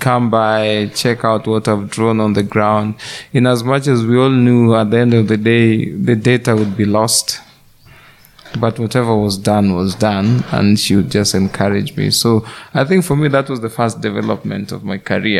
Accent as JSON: {"language": "English", "country": "Kenya", "tie": "born or raised there", "said": "I'm a Kenyan by birth, an artist by profession."}